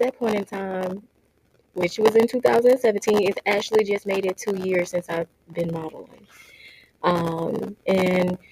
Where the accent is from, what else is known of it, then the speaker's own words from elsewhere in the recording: Crystal Springs, Mississippi, United States; now in Phoenix, United States; I am from Crystal Springs, Mississippi, and I relocated to Phoenix, Arizona in 2017.